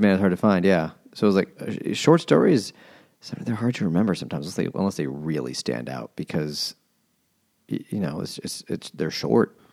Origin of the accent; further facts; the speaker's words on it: New York City, New York, United States; growing up in Queens, where it was way more relevant